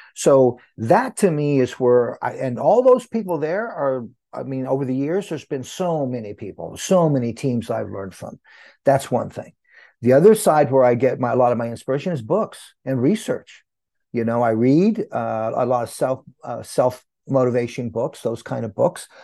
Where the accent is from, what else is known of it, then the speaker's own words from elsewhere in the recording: Santa Cruz, California, United States; also born or lived in New Mexico; I grew up in Santa Cruz, California, uh, New Mexico first, then Santa Cruz, California.